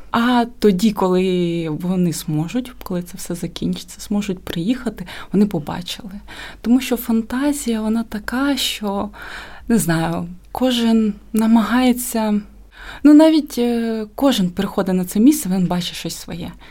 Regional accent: Kherson, Kherson Oblast, Ukraine; moved away as an adult; now in Kyiv, Ukraine; я там я сама з Херсону, але е, прожила там уже 10 років і туди переїхала навчатись в Національну академію художник, на художника.

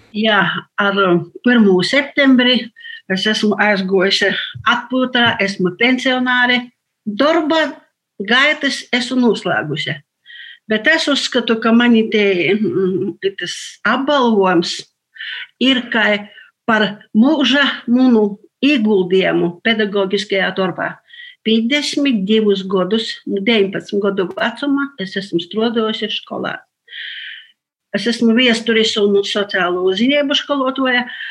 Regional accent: Latgale, Latvia; sātā runājam latgaliski

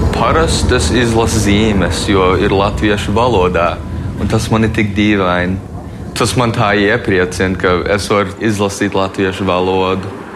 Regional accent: United States; mēs piedzimām un dzīvojam Amerikā

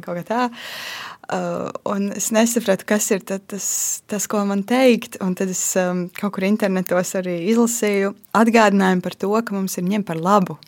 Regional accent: Latvia; Es esmu uzaugusi Lat latviešu ģimenē

